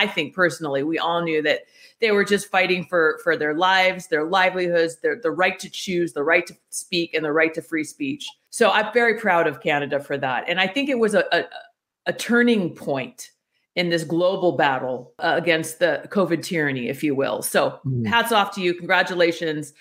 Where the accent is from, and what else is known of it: United States